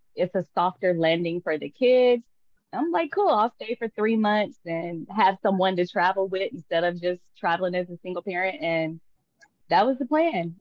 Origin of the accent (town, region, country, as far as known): Tulsa, Oklahoma, United States; born or raised there; moved away as an adult; also born or lived in Dallas, Texas; now in Puerto Vallarta, Mexico